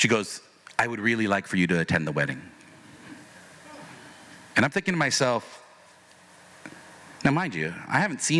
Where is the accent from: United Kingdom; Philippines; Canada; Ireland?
Philippines; She goes, oh, and so I'm Filipino. That was one of the things we connected with. I'm Filipino. She's Filipino.